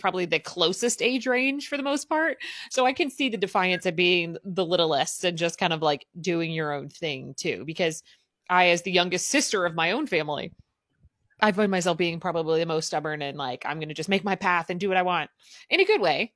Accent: Southern Midwest, United States; I grew up in the Midwest, but, like, I'm gonna call it the Southern Midwest

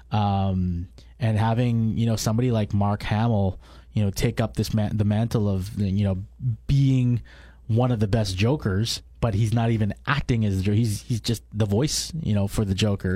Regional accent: Canada; born and raised i, i, in Canada, so I'm a second generation immigrant.

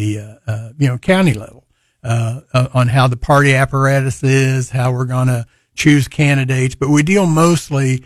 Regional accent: Hamilton, Missouri, United States; moved away as an adult; now in Springfield, United States; 20 miles from my hometown, Hamilton

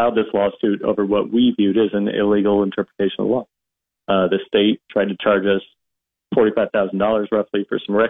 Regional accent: Nebraska, United States; my home state

